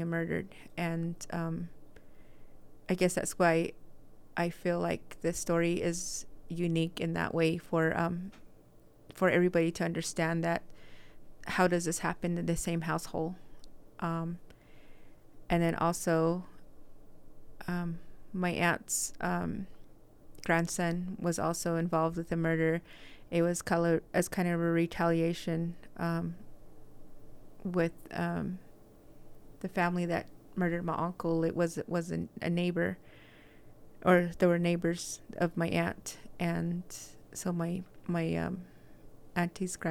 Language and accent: English; Red Mesa, Arizona, United States; now in Salt Lake City, United States; I am originally from Red Mesa. I live here in Salt Lake